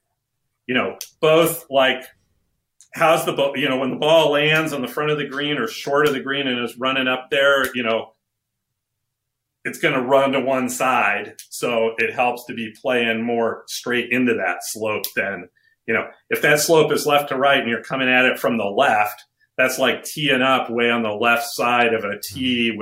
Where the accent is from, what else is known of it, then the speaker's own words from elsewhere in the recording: Connecticut, United States; I grew up in Connecticut